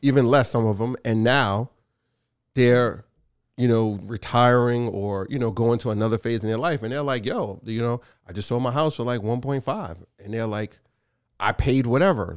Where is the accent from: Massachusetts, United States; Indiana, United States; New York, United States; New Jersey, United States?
New York, United States; New York City; I love Brooklyn. Born and raised there.